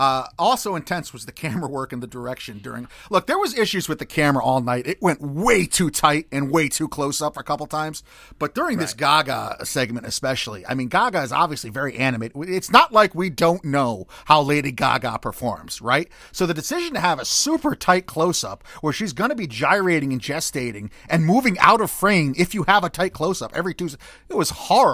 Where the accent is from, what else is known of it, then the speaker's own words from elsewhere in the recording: United Kingdom; I know the protocol is to say thank you a lot, but I'm British, so it's more comfortable for me to say sorry.